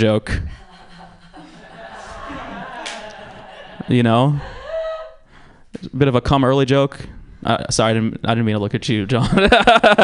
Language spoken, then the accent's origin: English; Georgia, United States; now in San Francisco, United States; I'm from Georgia, which is a shitty place